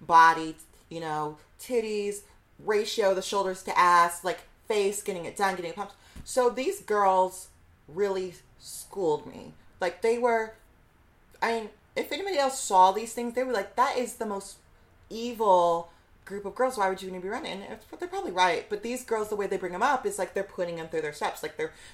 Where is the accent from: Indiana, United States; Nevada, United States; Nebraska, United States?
Indiana, United States; Fort Wayne; now in New York City, United States; I'm from Fort Wayne, Indiana